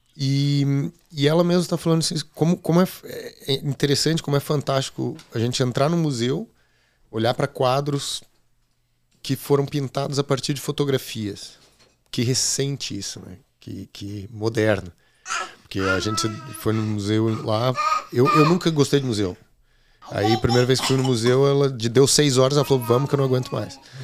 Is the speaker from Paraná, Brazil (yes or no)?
yes; Curitiba, Paraná, Brazil; moved away as an adult; now in Lisbon, Portugal; sou de Curitiba, mas estou em Lisboa já há seis anos